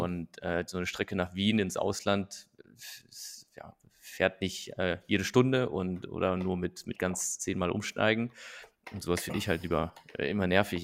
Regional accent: Nettetal, North Rhine-Westphalia, Germany; moved away; nach Nettetal, also in meine Heimat gefahren und habe da so quasi mein, mein, mein Basecamp aufgeschlagen bei meinen Eltern

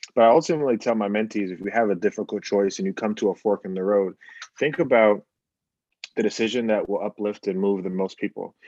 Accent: Bahamas; now in United States; we're coming from the Bahamas

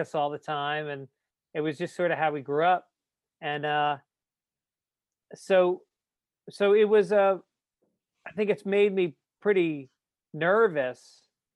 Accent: Tarrytown, New York, United States; moved away; also born or lived in Bronx, New York; I was born in the Bronx to two Bronx parents. And I lived there until I was about seven. And then Dad made some money. And so we moved out to the suburbs. Out to Tarrytown, New York

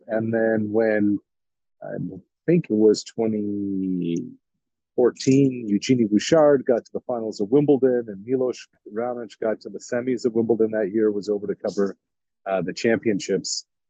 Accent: Truro, Nova Scotia, Canada; moved away as an adult; also born or lived in Quebec / Montreal / Ottawa; now in Boston, United States; I'm from a small town in Truro, Nova Scotia

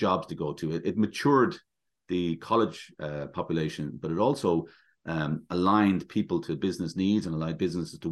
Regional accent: Ireland; moved away as an adult

